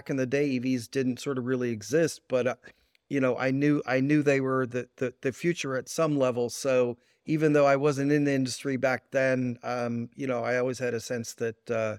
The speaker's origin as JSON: {"language": "English", "town": "Oakland", "region": "California", "country": "United States", "tie": "born or raised there", "said": "Yeah, so I grew up in Oakland, California."}